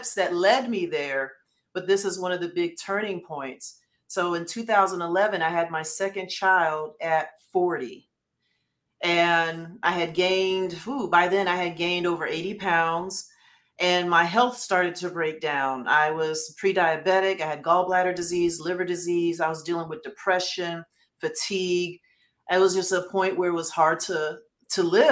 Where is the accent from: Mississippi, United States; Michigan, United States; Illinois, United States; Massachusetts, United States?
Michigan, United States; Detroit; I'm from Detroit